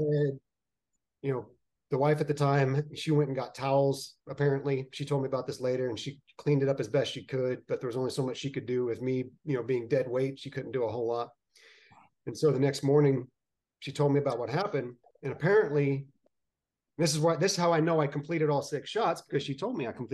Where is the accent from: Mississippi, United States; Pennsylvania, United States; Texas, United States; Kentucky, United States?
Texas, United States; Arlington; moved away as an adult; also born or lived in McAllen, Texas / California / Georgia; I was born in McAllen, Texas, and raised in Arlington